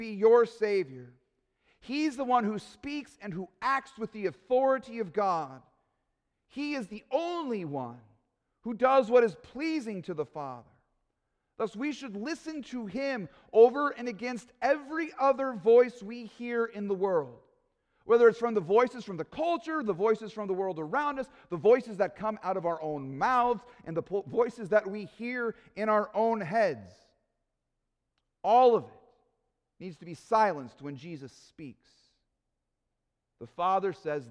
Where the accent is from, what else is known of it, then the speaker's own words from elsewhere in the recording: Aurora, Colorado, United States; when I was a kid growing up in Aurora, Colorado